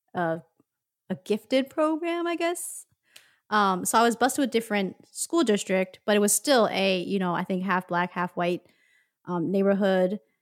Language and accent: English; Philadelphia, Pennsylvania, United States; growing up in North Philadelphia